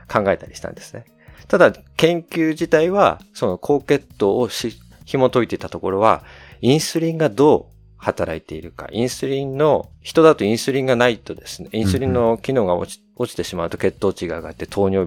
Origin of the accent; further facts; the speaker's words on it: United States; born there; はい、アメリカ生まれなんですけど